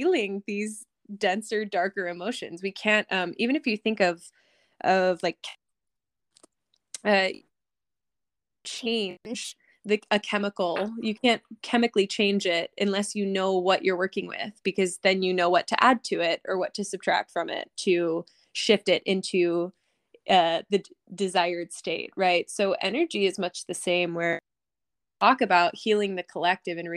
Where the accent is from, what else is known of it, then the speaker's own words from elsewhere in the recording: Eastern Shore of Maryland, United States; also born or lived in New York; I currently live on the Eastern Shore of Maryland, the beautiful Eastern Shore, a little slice of paradise where I grew up. And I lived here until I was 18